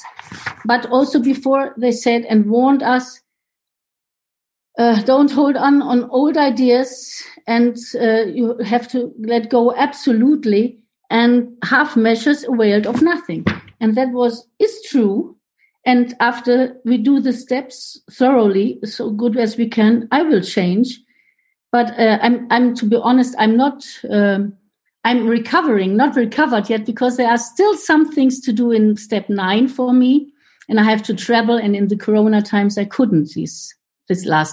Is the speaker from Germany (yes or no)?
yes; Germany; first language German; English is a second language; from Germany. My home group is Munich these days